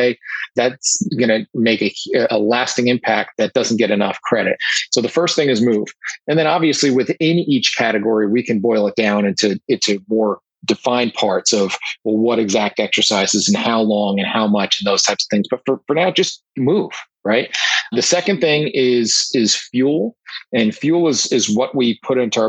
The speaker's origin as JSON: {"language": "English", "country": "United States", "accent": "New York, New Jersey", "said": "I'm in the New York, New Jersey area, as you can tell by my accent"}